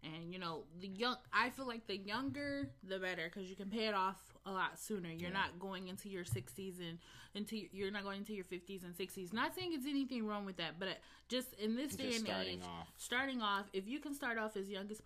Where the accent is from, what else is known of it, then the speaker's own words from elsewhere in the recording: Detroit, Michigan, United States; moved away as an adult; also born or lived in Ohio; I'm from Detroit, Michigan, but I moved to Ohio November 2013